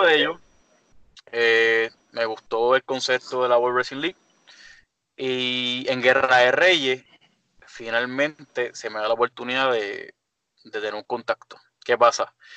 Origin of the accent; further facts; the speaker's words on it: Caguas, Puerto Rico; yo soy de Cagua también